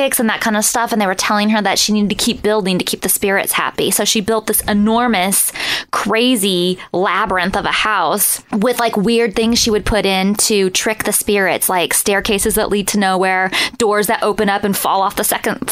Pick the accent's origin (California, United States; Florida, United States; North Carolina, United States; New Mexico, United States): California, United States; Northern; I'm from Northern California